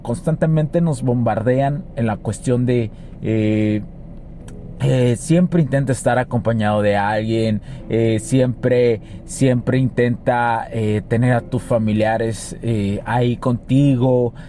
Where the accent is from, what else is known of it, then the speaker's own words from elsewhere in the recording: Mexico; Yo soy mexicano, o sea, yo, yo, soy mexicano, por los que lo preguntan, soy mexicano